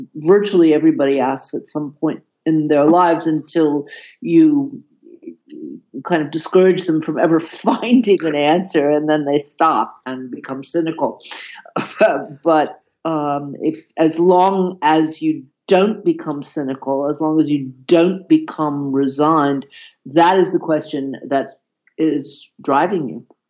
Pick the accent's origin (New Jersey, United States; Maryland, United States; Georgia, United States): Georgia, United States; Atlanta; moved away as an adult; now in Berlin, Germany; I was born in Atlanta, Georgia, but have spent most of my adult life in Berlin